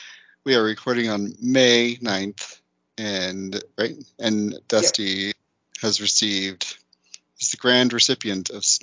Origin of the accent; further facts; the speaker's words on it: United States; I'm an uncultured American swine.